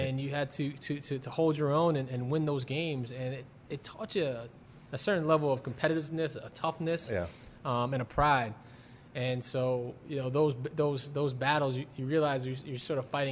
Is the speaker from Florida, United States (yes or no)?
no; New York City, New York, United States; I'm from Brooklyn